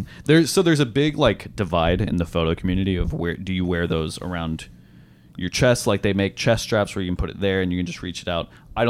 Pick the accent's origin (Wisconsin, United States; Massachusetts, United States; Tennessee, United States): Tennessee, United States; Franklin; Yes, I'm from Nashville. I'm actually from Franklin.